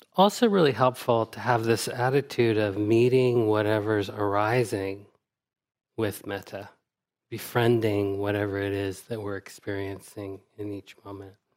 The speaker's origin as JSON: {"language": "English", "country": "United States", "said": "as an American person"}